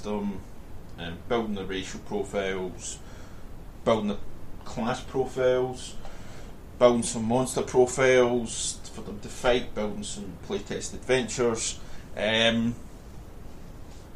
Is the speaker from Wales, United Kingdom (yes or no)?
no; Scotland, United Kingdom; I'm Scottish